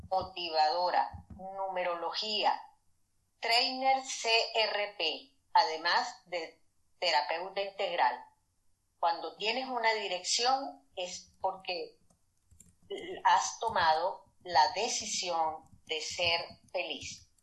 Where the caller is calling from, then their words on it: Madrid, Community of Madrid, Spain; saludos desde Madrid, España